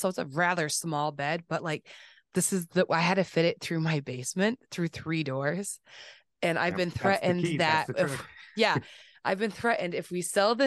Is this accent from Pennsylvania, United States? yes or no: no; Springfield, Massachusetts, United States; I'm from Springfield. I'm on the west